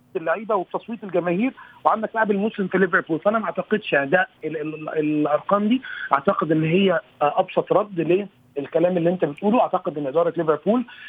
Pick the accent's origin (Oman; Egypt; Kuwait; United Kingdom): Egypt; كوني انا واحد مصري